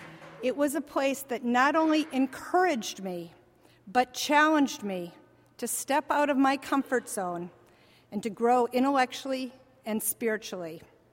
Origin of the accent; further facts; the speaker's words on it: northern Wisconsin, United States; moved away as an adult; also born or lived in Boston; I grew up in northern Wisconsin in a small middle-class town where just about everyone looked like me and my family. And I loved my hometown, I really did.